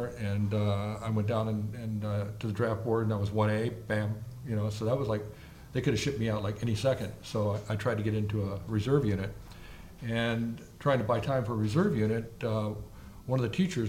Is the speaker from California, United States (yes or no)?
yes; Southern California, United States; also born or lived in Oceanside, California / East Coast / Chicago; I grew up in Southern California. I mean, from the time I was like 5 years old, I was here